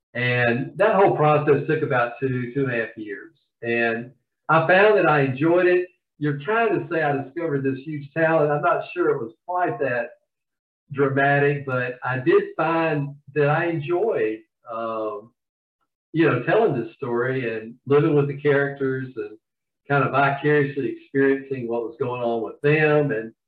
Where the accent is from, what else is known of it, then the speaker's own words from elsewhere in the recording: the South, United States; And as you can probably tell from my accent, I'm from the South.